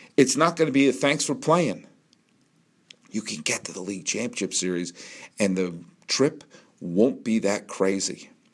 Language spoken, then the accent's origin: English; Massachusetts, United States; When I was a kid growing up in Massachusetts